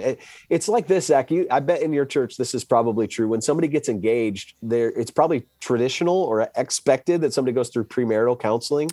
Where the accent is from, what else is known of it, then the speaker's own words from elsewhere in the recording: Wisconsin, United States; now in Dallas, United States; I grew up in Wisconsin